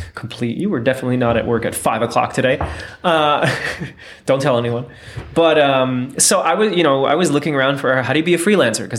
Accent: United States; born or raised there

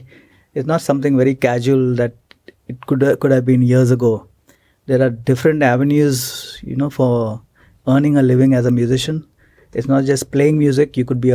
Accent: Mumbai, Maharashtra, India; I was in Mumbai.

